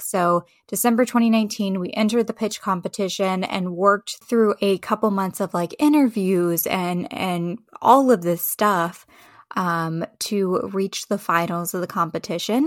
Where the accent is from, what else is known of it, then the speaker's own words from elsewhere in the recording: Charlottesville, Virginia, United States; I grew up in Charlottesville, Virginia, so I have a very strong tie to that community